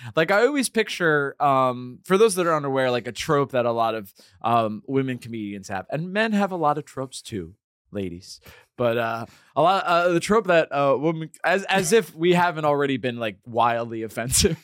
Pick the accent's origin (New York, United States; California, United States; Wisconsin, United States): New York, United States; Hudson Valley; I'm from the Hudson Valley